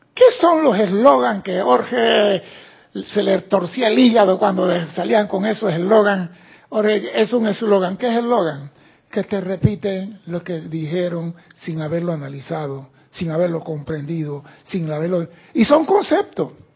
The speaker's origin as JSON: {"language": "Spanish", "country": "Panama", "said": "soy panameño"}